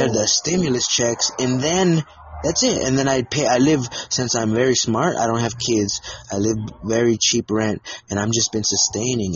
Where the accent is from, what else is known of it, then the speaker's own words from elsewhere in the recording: United States; I'm an American, I was born in America, so I'm just super American